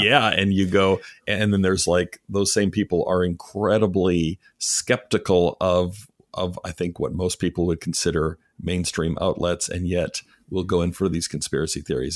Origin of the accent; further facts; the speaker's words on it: Canada; I grew up in Canada